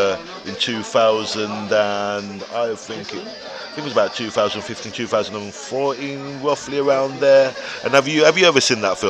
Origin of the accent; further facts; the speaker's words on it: Birmingham, West Midlands, United Kingdom; Listen, you're dissing my hometown, bro.